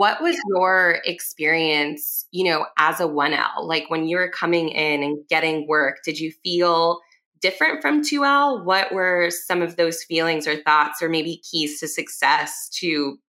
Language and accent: English; Cuba; I'm also Cuban.